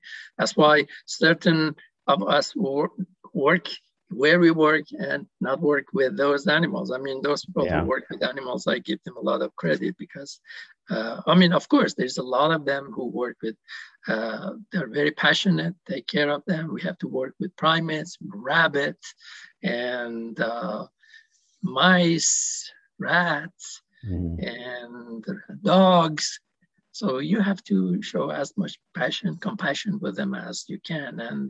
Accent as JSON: {"language": "English", "country": "Iran", "tie": "born or raised there", "said": "you hear as a, you know, a Persian, we are very passionate about past history."}